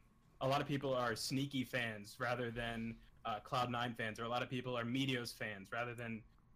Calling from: Staunton, Virginia, United States; I'm calling from Stanton, Virginia.

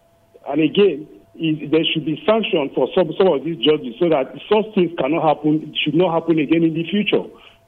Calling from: Rayfield, Plateau, Nigeria; I'm calling from Rayfield.

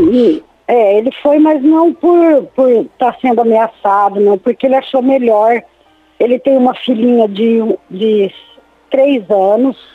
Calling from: Nova Esperança, Paraná, Brazil; Eu falo de Nova Esperança, Paraná

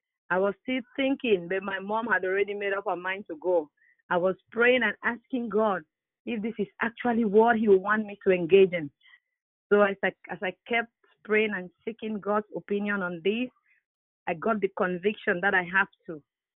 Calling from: Barrie, Ontario, Canada; It's Sister …. I'm calling from Barrie, Ontario.

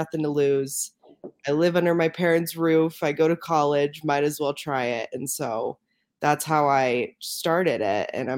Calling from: Denver, Colorado, United States; Denver, Colorado right now.

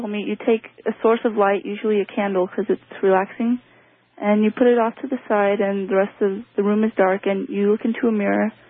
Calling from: Washington, United States; I'm from Washington State.

